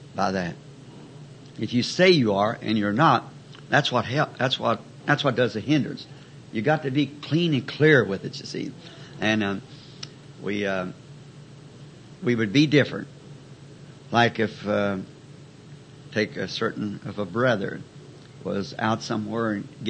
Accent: the South, United States; I'm a Southerner

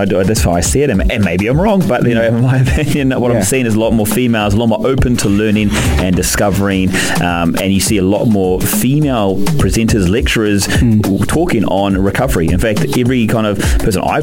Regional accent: New Zealand; obviously being a Kiwi and playing rugby

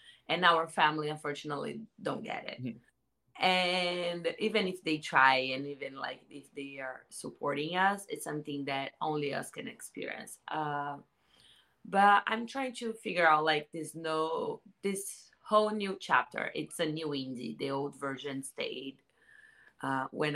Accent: Santos, São Paulo, Brazil; now in Los Angeles, United States; I am from Santos, São Paulo, in Brazil. I live in LA.

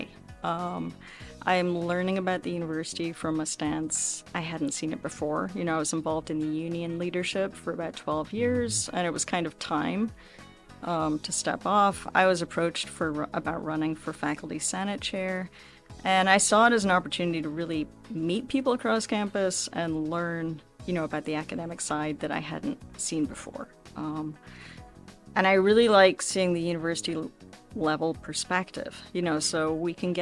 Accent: Scotland, United Kingdom; moved away as an adult; also born or lived in Nairobi, Kenya; now in Akron, United States; my background growing up in Scotland

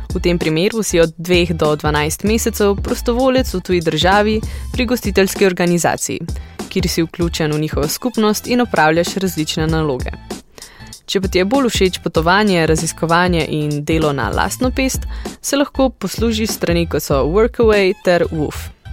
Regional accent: Slovenia

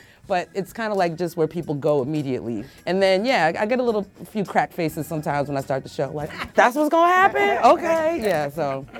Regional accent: Massachusetts, United States; now in New York, United States; I was born and raised in Massachusetts, but I grew up in New York.

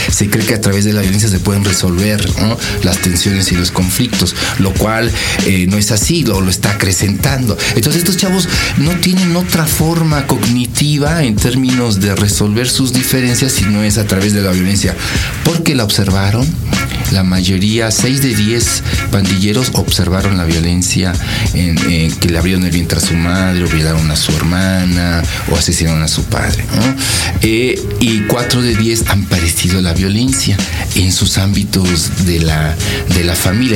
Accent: Mexico City, Mexico; soy de, México, de México, del Distrito Federal

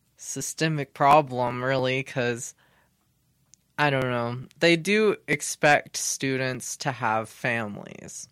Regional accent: Hutchinson, Kansas, United States; I am from Hutchinson, Kansas, uh, uh, for most of my life at least

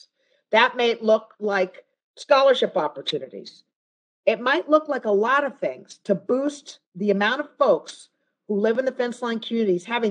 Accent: United States; we, as an American people

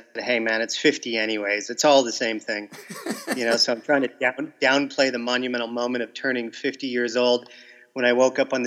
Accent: Windsor, Ontario, Canada; moved away as an adult; I'm from Canada, Windsor, Ontario, which is a border city with Detroit, Michigan

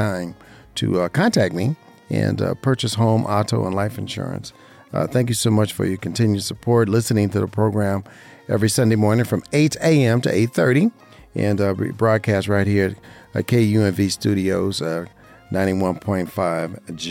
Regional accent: Las Vegas, Nevada, United States; I love this weather in Las Vegas, Nevada, this time of year, my hometown, which I love being

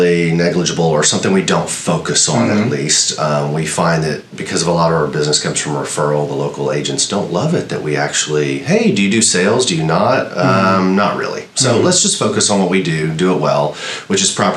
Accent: outside of Austin and Taylor, Texas, United States; moved away as an adult; also born or lived in New Jersey / Ohio / Houston, Texas; I grew up outside of Austin and Taylor, and went to Texas State

